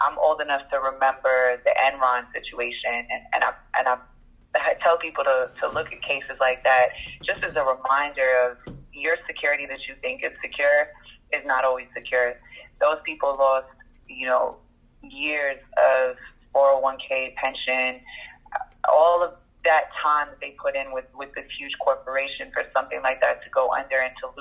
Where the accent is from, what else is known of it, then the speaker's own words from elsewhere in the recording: New York City, New York, United States; accent: New York; moved away as an adult; also born or lived in Bronx / Birmingham, Alabama / Toronto; now in Atlanta, United States; I'm from Dyckman, which is Washington Heights. Well, technically it's Inwood